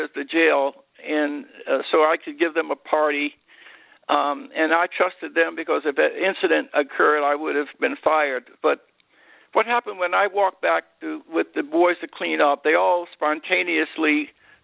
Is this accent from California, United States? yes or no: no; Philadelphia, Pennsylvania, United States; I grew up in South Philadelphia during the Depression, into a little low-income neighborhood